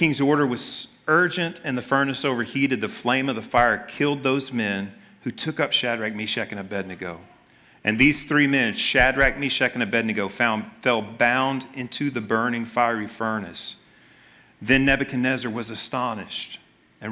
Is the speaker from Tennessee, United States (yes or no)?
yes; Memphis, Tennessee, United States; I grew up in Memphis